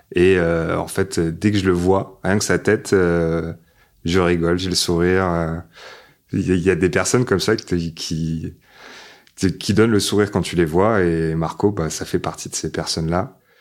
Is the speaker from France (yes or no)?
yes; Paris, Île-de-France, France; also born or lived in Loir-et-Cher; je commence en septembre dans une école juste à côté du périph, dans le 12e arrondissement, Porte de Vincennes, école La Mauricière